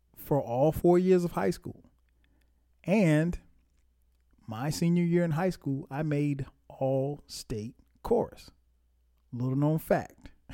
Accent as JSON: {"language": "English", "town": "Florence", "region": "South Carolina", "country": "United States", "tie": "born or raised there", "said": "my hometown, Florence, South Carolina"}